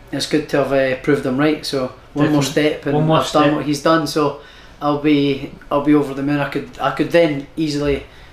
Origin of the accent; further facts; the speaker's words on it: Prestonpans, Scotland, United Kingdom; I'm from Preston Pans.